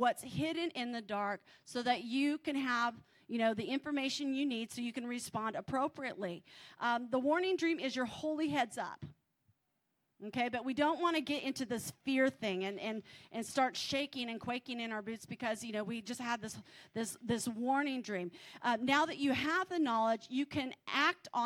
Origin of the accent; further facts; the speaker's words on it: California, United States; I'm from California